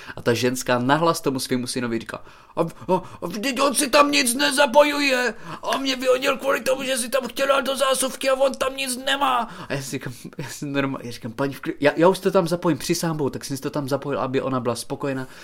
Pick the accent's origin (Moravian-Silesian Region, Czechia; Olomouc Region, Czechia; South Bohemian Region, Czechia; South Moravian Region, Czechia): Olomouc Region, Czechia; Haná; moved away; já jsem z Hané, já jsem, že jo, z vesnice na Hané, a tam je to nářečí fakt- fakt silný